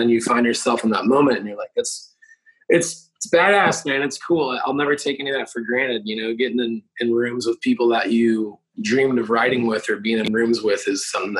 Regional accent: Wisconsin, United States; moved away as an adult; also born or lived in Nashville; I grew up in Wisconsin, you know, so started playing shows when I was 15, and I started writing, and I moved here at 18

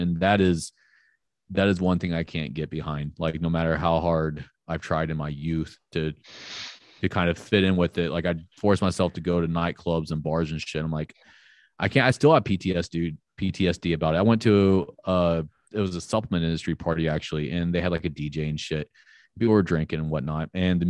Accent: Panama City, Florida, United States; also born or lived in Orlando; Like, I grew up in Florida, unfortunately. Like, I was born in Orlando, which is like central Florida, and then we moved to Panama City, and I lived there till I was 25.

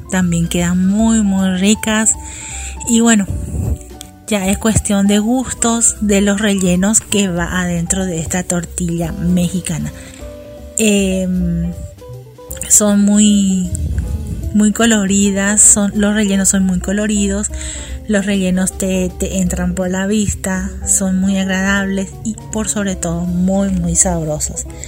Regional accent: Paraguay; aquí en mi país, en Paraguay donde estoy yo

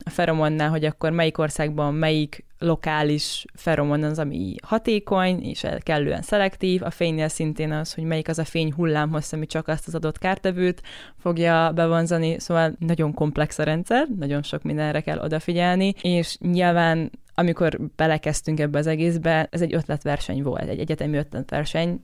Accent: Debrecen, Hajdú-Bihar, Hungary; alapvetően Debrecenből származom, és a családom ott foglalkozik mezőgazdasággal

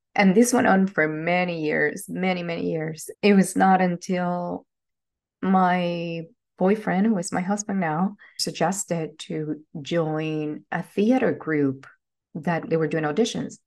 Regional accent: Venezuela; moved away as an adult; I am originally from Venezuela. I was born and raised there.

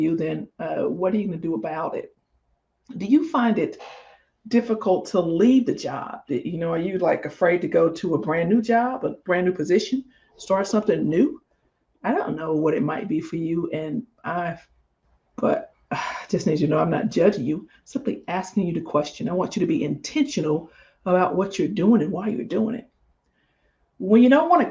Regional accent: Mississippi, United States; I'm from Mississippi.

